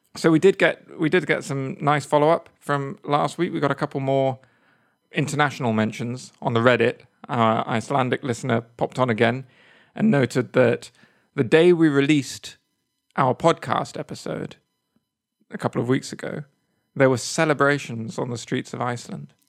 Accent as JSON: {"language": "English", "region": "England", "country": "United Kingdom", "moved": "yes", "said": "I'm English"}